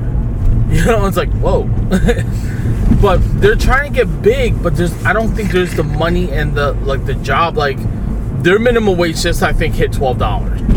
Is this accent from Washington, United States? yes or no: no; New York City, New York, United States; accent: Brooklyn; we new yorkers